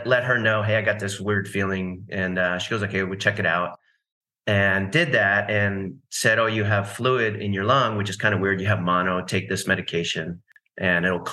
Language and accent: English; East Coast, United States; also born or lived in California; now in Nashville, United States; I grew up on the East Coast